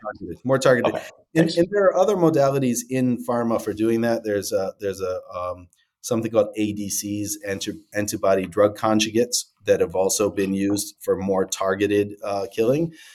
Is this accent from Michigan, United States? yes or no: yes; Detroit, Michigan, United States; I'm from Detroit originally